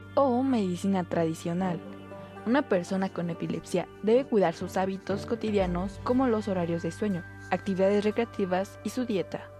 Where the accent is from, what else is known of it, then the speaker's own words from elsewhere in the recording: Mexico City, Mexico; soy de la Ciudad de México